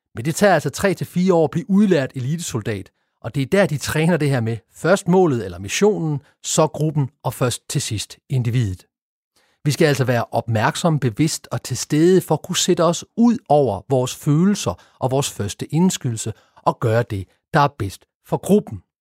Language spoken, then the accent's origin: Danish; Denmark; vi danskere